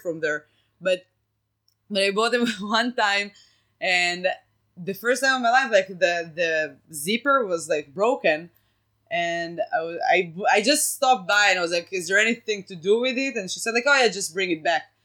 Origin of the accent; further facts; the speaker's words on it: Israel; first language Hebrew; English is a second language; moved away as an adult; now in United States; I grew up in Israel in Israel